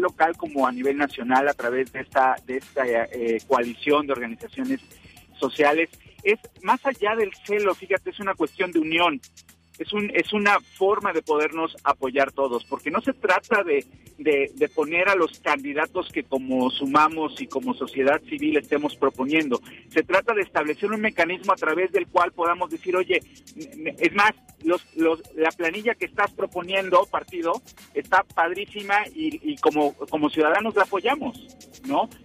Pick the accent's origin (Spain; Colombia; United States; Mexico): Mexico; como mexicanos